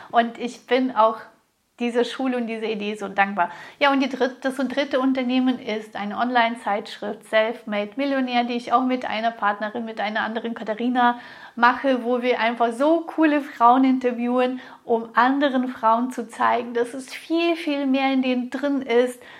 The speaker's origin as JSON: {"language": "German", "country": "Russia", "tie": "born there", "said": "ich wurde in Russland geboren, in einer ja schon intellektuellen Familie, aber wir hatten gar kein Geld. Ich weiß noch, wie es war, in den Geschäften anzustehen, um 250 Grad Butter zu bekommen."}